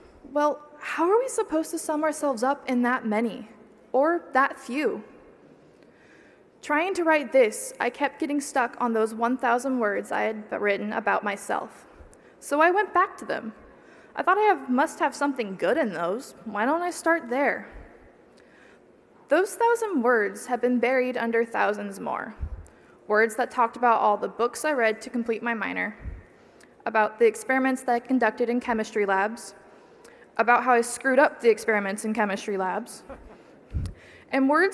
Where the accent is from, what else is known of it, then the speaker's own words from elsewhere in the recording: small town about 2 hours from Davis, California, United States; moved away as an adult; now in Davis, United States; my hometown population of 300